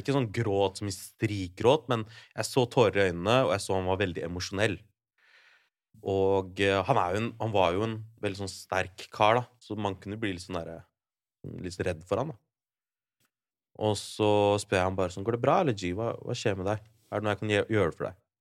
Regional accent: Larvik, Vestfold, Norway; min hjemby, da. Larvik.

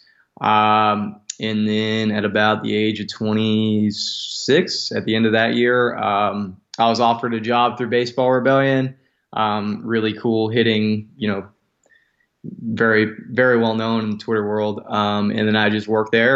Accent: Las Vegas, Nevada, United States; moved away as an adult; also born or lived in Central Valley, California; I grew up in Southern Nevada in Las Vegas.

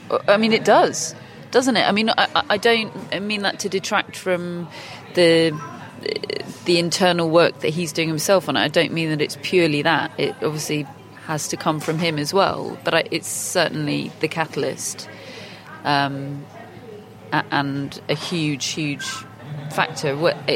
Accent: Australia; we're just not going to let you pass because we don't fancy it and we're Australian and we like to tell people they can't do things over here.

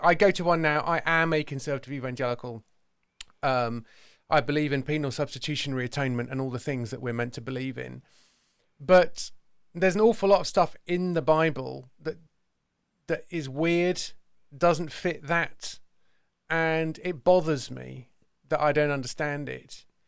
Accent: Somerset, South West England, United Kingdom; also born or lived in London; I'm an Englishman, uh, not just a Brit, and I am from the county of Somerset

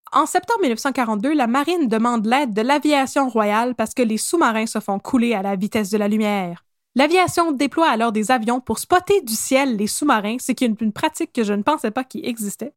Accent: Quebec, Canada; accent: Québécois; mon bel accent québécois.

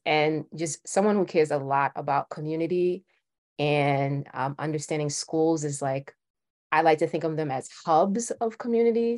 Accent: New York City, New York, United States; I'm from Brooklyn

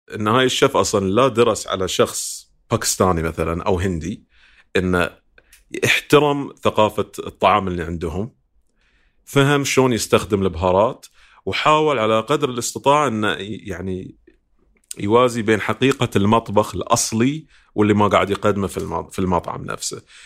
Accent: Bahrain

